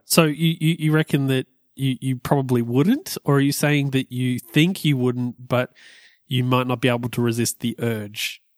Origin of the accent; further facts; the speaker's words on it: Australia; we're Australian